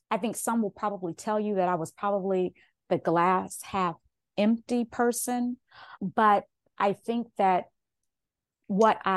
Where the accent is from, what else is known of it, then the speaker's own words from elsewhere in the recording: Kansas City, United States; I am from Kansas City.